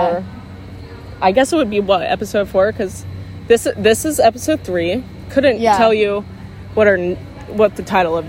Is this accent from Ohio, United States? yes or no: yes; Ohio, United States; us Americans, just because we're from Ohio.